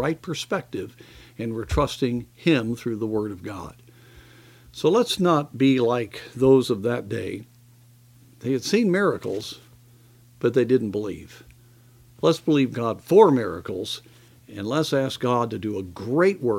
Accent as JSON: {"language": "English", "country": "United States", "said": "as American believers"}